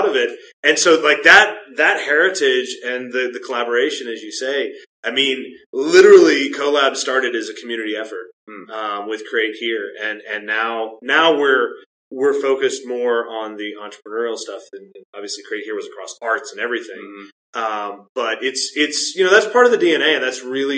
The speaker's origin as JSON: {"language": "English", "town": "Chattanooga", "region": "Tennessee", "country": "United States", "tie": "born or raised there", "said": "I grew up here in Chattanooga"}